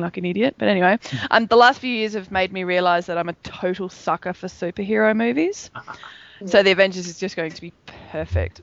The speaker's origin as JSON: {"language": "English", "town": "Melbourne", "region": "Victoria", "country": "Australia", "tie": "born or raised there", "said": "Melbourne, my hometown"}